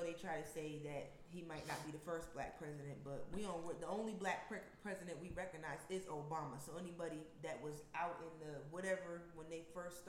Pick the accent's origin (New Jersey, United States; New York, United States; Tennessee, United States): New York, United States; Albany; now in Eastern North Carolina, United States; And that's in Albany, New York. Like, I'm disgusted with my hometown right now.